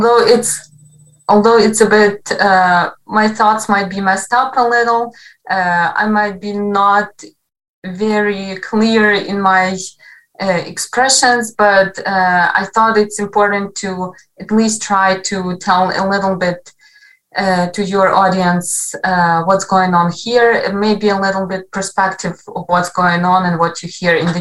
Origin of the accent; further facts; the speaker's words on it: Western Ukraine, Ukraine; English is a second language; also born or lived in Kharkiv; I come from Western Ukraine